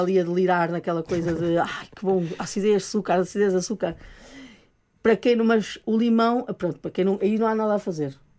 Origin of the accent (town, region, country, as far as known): Porto, Norte, Portugal; moved away